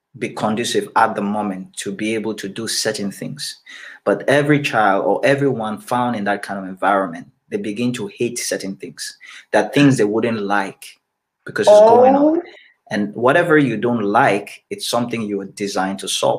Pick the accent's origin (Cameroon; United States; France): Cameroon; I grew up in Cameroon